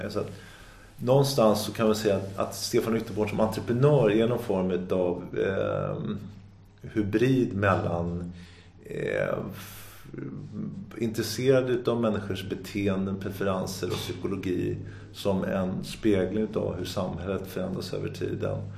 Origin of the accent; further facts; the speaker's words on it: Sundbyberg, Stockholm County, Sweden; Någonstans i där så landade jag växte jag upp till stor del i Dubo i Sundbyberg och då blev det Sundbyberg slalomklubb och det blev liksom mitt andra hem.